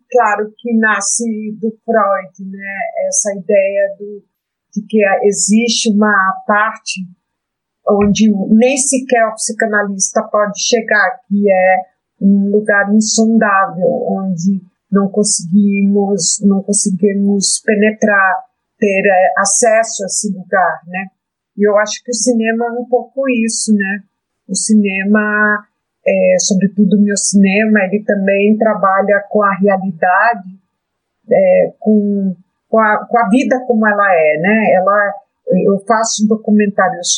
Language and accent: Portuguese; Brazil; also born or lived in Colombia; Eu sou brasileira, minha mãe é brasileira, e eu fiz opção de nacionalidade aqui no Brasil